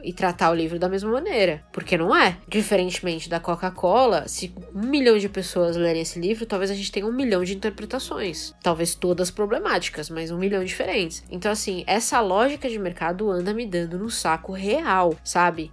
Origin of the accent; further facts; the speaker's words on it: Brazil; nós, como brasileiros